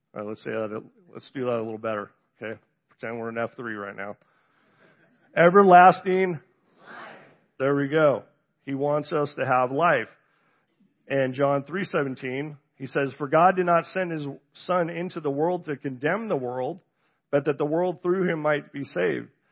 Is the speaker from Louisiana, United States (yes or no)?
no; Encinitas, California, United States; also born or lived in San Diego, California; I was born in San Diego, California, grew up in Southern California, so you can say I'm from the South. Um, Encinitas, to be exact